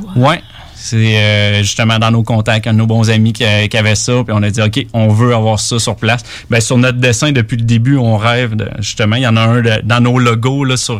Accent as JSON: {"language": "French", "town": "Quebec City", "region": "Quebec", "country": "Canada", "said": "moi, je suis de Québec"}